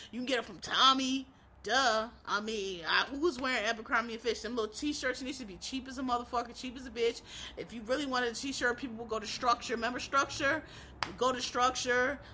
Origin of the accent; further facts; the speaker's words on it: Philadelphia, Pennsylvania, United States; where I'm from, I'm from Philly